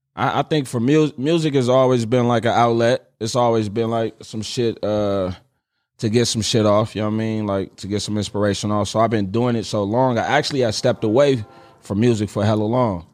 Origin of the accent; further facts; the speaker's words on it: Richmond, California, United States; I grew up in Richmond, California